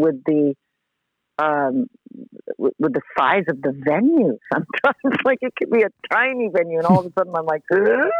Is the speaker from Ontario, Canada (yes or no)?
no; Montreal, Quebec, Canada; I was growing up in Montreal